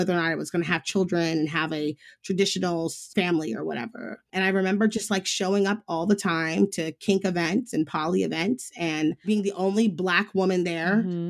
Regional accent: Midwest, United States; now in Los Angeles, United States; Growing up in the Midwest was really odd. It was very stifling. I remember even one of the main reasons why I chose to move to Los Angeles was I wanted to live somewhere that fit me better.

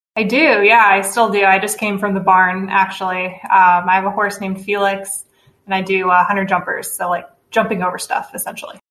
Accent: Chicago suburbs, Illinois, United States; moved away as an adult; now in Indiana, United States; I am from the Chicago suburbs originally. Came to Indiana to go to Butler University for undergrad

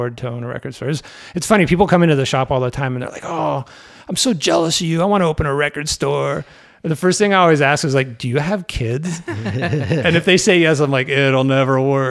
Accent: the Bay Area, California, United States; now in Chicago, United States; I grew up in the Bay Area

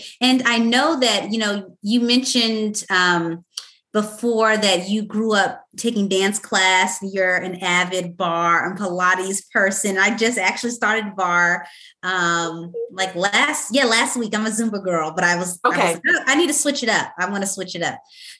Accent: the South, United States; the South. I'm from the South too.

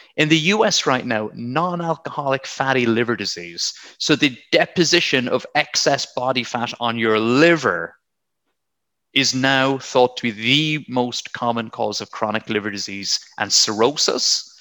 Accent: Blarney, Munster, Ireland; moved away as an adult; also born or lived in South West England; now in England, United Kingdom; I'm from County Cork, from Blarney. I grew up near the Blarney Castle

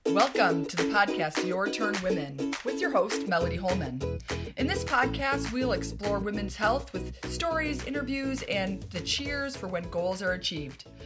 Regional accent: Escanaba, Michigan, United States; I grew up in Escanaba, Michigan, which is above the bridge in the U P

